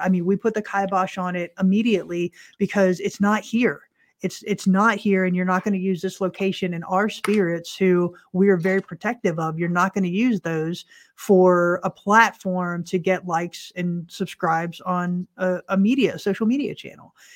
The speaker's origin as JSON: {"language": "English", "region": "Central Florida", "country": "United States", "said": "we're from Central Florida"}